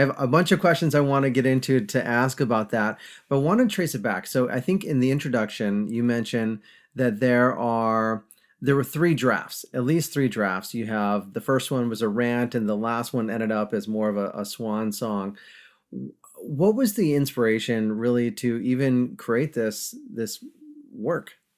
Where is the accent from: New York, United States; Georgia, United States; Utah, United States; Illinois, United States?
New York, United States; upstate; now in Charlotte, United States; I'm from upstate New York